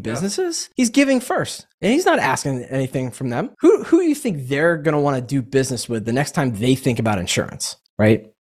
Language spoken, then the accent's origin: English; Atlanta, Georgia, United States; also born or lived in Boston / Knoxville / New Hampshire; I grew up here in Atlanta